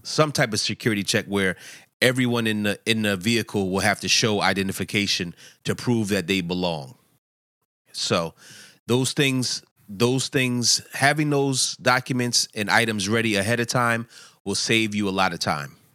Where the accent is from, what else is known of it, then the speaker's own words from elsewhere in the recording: Philadelphia, Pennsylvania, United States; I'm from Philadelphia